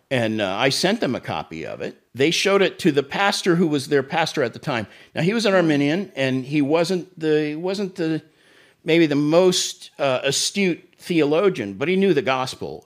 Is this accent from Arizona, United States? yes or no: no; Tulsa, Oklahoma, United States; moved away as an adult; also born or lived in Florida; Tulsa, my hometown